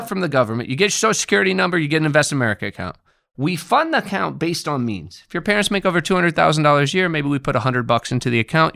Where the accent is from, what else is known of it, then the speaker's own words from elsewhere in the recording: Indiana, United States; I'm from Indiana